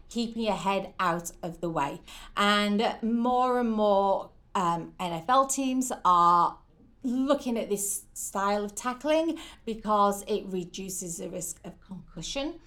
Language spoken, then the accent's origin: English; St Helens, North West England, United Kingdom; moved away as an adult; now in Oswego, United States; originally from a town called St Helens in the northeast of England.